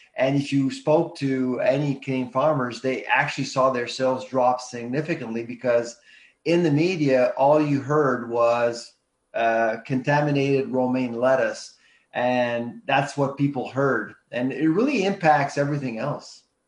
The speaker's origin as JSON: {"language": "English", "country": "Canada"}